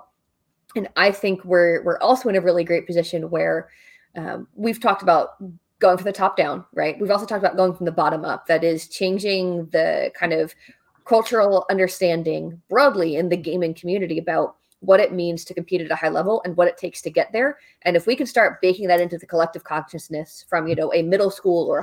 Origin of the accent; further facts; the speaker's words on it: New Jersey, United States; moved away; I am from New Jersey